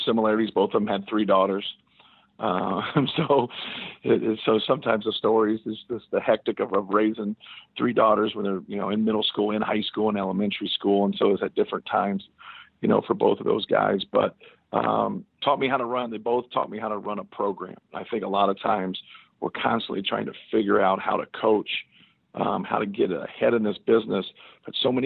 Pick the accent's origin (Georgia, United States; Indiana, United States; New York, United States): Indiana, United States; Muncie; growing up in Indiana, I had a good high school coach, Stan Doherty.